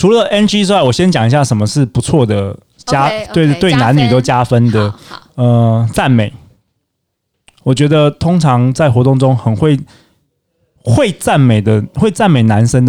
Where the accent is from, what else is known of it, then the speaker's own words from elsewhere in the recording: Taiwan; 对，因为大部分的人其实我们台湾人其实我都就比较